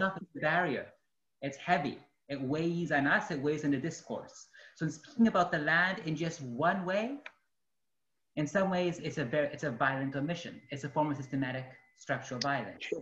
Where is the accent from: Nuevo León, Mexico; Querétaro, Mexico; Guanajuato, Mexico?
Guanajuato, Mexico; also born or lived in upstate New York; now in United States; I am an artist, activist, organizer, originally from Guanajuato, Mexico